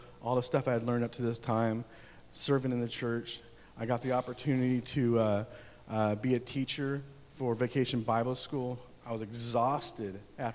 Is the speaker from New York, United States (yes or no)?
no; Oregon, United States; also born or lived in California / Germany; now in Fairdale, United States; I grew up in Oregon, small little church there